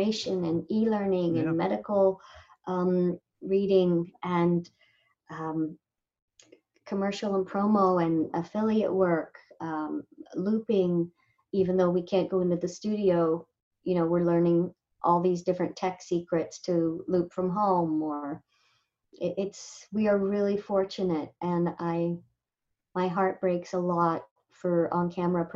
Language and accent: English; Indio, California, United States; I grew up in India, which is near Coachella